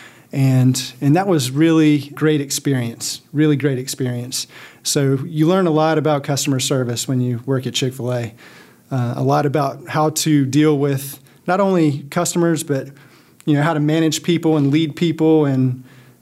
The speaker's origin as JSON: {"language": "English", "region": "South Carolina", "country": "United States", "said": "I'm from South Carolina, and we live in Columbia now."}